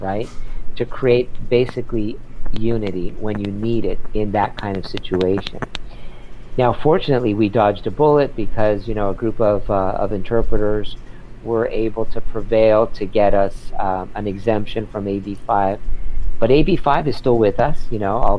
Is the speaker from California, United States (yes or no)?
yes; San Diego, California, United States; now in Los Angeles, United States; I grew up in San Diego, so that's wonderful. I grew up in Point Loma